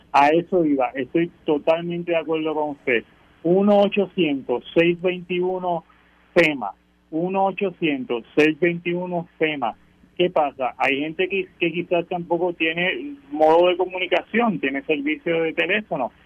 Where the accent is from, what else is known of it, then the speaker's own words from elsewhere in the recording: Puerto Rico; soy de aquí, que soy puertorriqueño